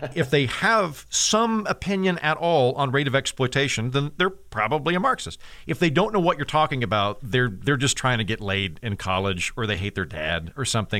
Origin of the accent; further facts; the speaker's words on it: Oklahoma, United States; I was raised in the, in the eighties, but I'm from Oklahoma, which is basically the fifties